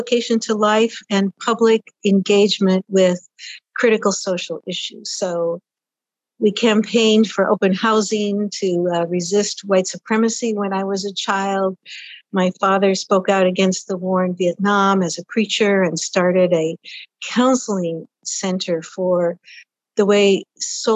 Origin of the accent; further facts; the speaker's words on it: Washington, United States; also born or lived in Hoquiam, Washington; I grew up in the Pacific Northwest, Washington State